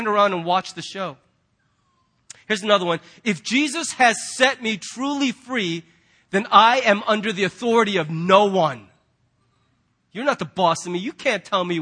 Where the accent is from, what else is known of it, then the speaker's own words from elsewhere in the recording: United States; as American Christians